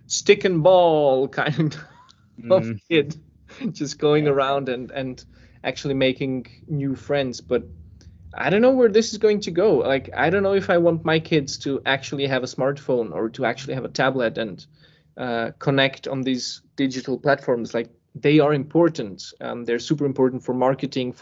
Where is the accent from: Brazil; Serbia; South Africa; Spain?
Serbia; moved away; also born or lived in Switzerland; born in Serbia and then I was living in Switzerland